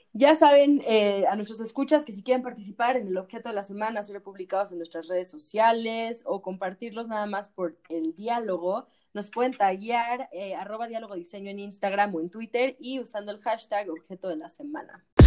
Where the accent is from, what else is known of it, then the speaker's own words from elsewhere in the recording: Mexico; como como mexicanos